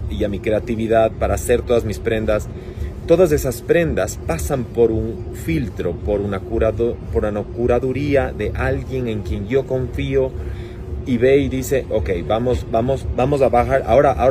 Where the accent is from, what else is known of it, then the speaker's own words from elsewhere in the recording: Cuenca, Azuay, Ecuador; now in Guayaquil, Ecuador; Como ves, mi acento no es tan cuencano.